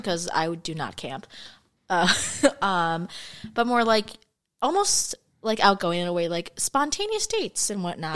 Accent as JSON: {"language": "English", "region": "Minnesota", "country": "United States", "said": "We're actually from Minnesota"}